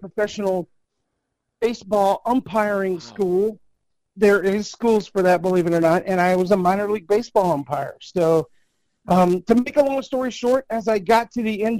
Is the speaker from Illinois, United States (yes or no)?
no; Amarillo, Texas, United States; I grew up in the Texas Panhandle in Amarillo, Texas